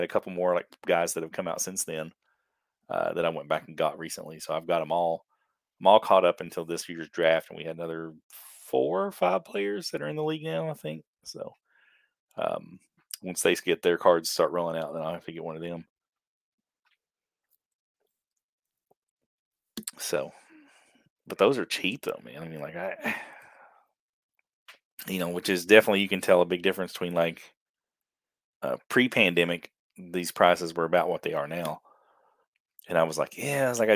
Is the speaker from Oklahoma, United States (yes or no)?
no; Eastern Kentucky, United States; I'm from Eastern Kentucky